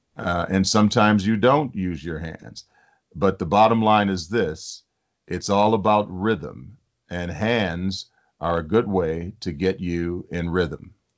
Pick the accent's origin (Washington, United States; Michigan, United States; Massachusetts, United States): Michigan, United States; Detroit; I grew up in Detroit.